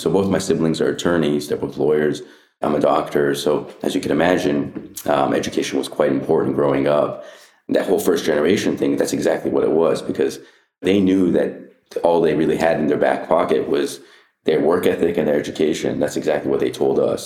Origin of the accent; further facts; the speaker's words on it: Anaheim, California, United States; I grew up in Anna, Anaheim Hills